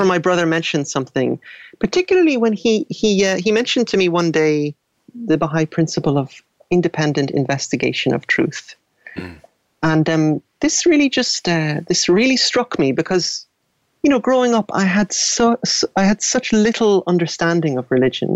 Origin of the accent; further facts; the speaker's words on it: Dublin, Leinster, Ireland; I grew up in Dublin.